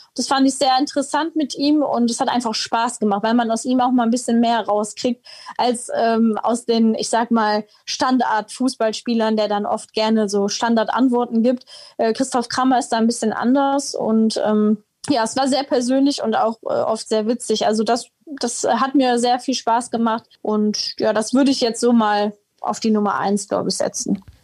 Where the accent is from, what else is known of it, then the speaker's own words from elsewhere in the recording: Heinsberg, North Rhine-Westphalia, Germany; Ich bin jetzt tatsächlich nicht gebürtige Mönchengladbacherin, sondern Heinsbergerin